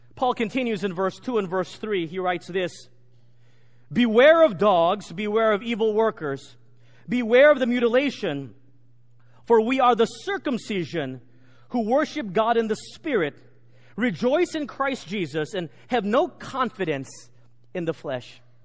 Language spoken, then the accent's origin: English; Texas, United States; Growing up in Texas, I'm a proud Texan